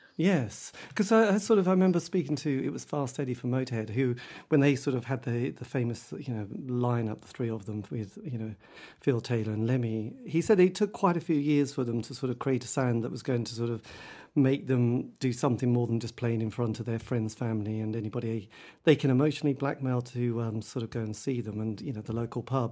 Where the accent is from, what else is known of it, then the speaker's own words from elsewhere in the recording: Norwich, East of England, United Kingdom; I'm from Norwich. We didn't really have a huge music scene in Norwich